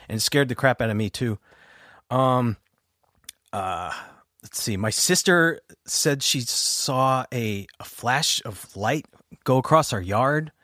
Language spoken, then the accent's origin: English; Oyster Bay, New York, United States; I'm from Oyster Bay, New York, on Long Island, and um, I uh, grew up in a house